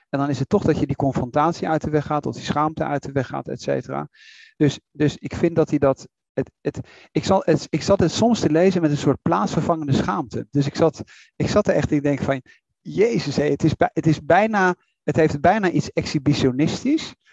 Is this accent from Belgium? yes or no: no; Netherlands